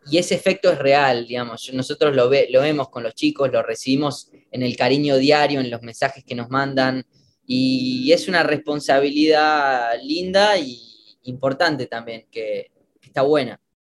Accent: Argentina; moved away as an adult; also born or lived in United States; volviendo a mi, a mi tierra natal

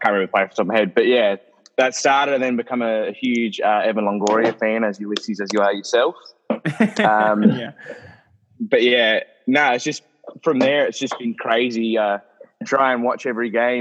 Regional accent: Australia

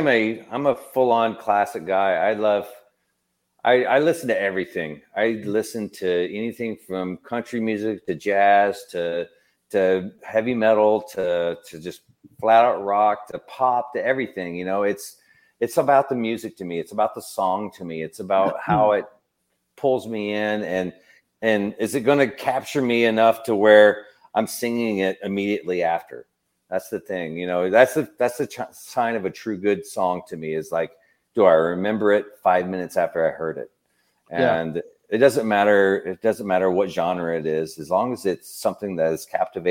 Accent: Tennessee, United States; I grew up in Tennessee.

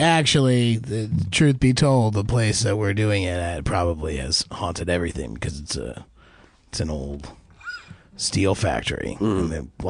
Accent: New Jersey, United States; we're from North Jersey.

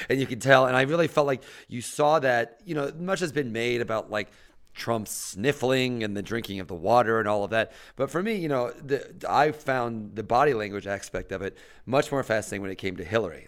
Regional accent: Mattoon, Illinois, United States; moved away; I'm in Mattoon, Illinois, my, the ho, the small rural Illinois town.

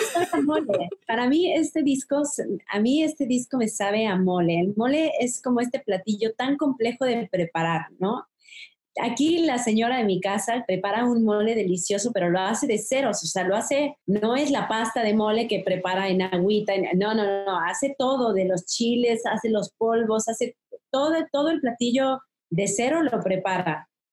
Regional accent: Mexico; esto tan bonito que tenemos como mexicanos

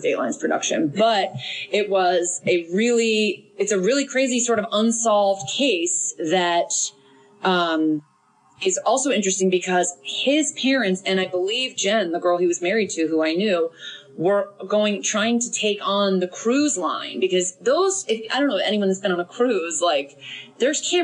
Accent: Connecticut, United States; I did go to college an hour and 15 minutes from my hometown in Connecticut.

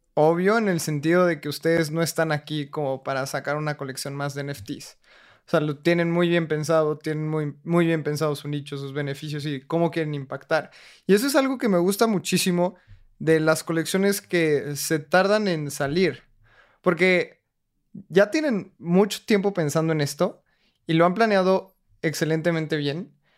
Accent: Mexico; mi país

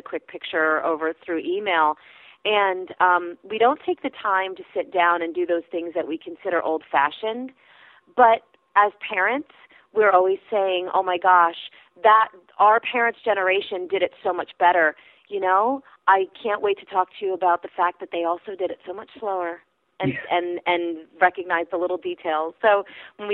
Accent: Pennsylvania Dutch country, United States; Being from Pennsylvania, I'm from Pennsylvania Dutch country.

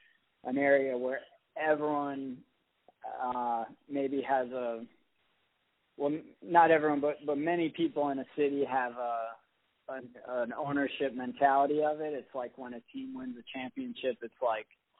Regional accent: Jackson, Michigan, United States; a club called Jacksonopolis in my hometown

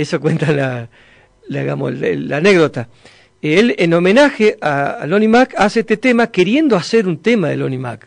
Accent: Villa Regina, Río Negro, Argentina; moved away as an adult; also born or lived in General Roca, Río Negro / Cinco Saltos, Río Negro; now in Córdoba, Argentina; soy oriundo, nacido y criado en Villa Regina, provincia de Río Negro

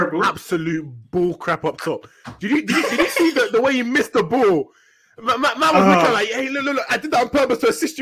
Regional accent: Nigeria; I'm Nigerian.

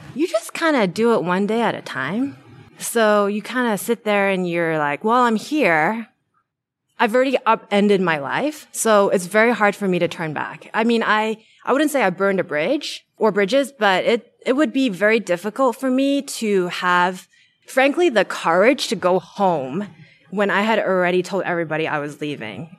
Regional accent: New Zealand; moved away as an adult; now in Bay Area, United States; I'm originally from New Zealand

